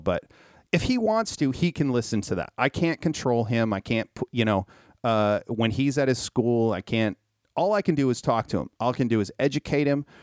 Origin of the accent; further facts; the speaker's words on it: Minnesota, United States; I was raised in Minnesota